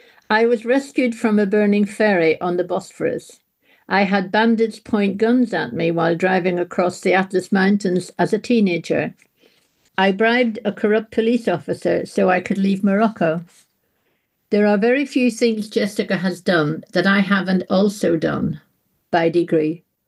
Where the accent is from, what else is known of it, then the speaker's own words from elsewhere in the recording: England, United Kingdom; I mean, Manchester, for goodness sake, I'm from the Shires.